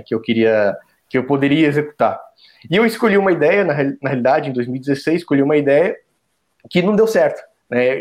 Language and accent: Portuguese; Joinville, Santa Catarina, Brazil; moved away as an adult; also born or lived in São Paulo / Florianópolis / South Africa; now in São José dos Campos, Brazil; eu nasci em São Paulo, né? Sou, sou natural de São Paulo, da capital. Mas logo que eu nasci, meus pais já. Acho que eles já até já moravam em Joinville, em Santa Catarina, que foi onde eu cresci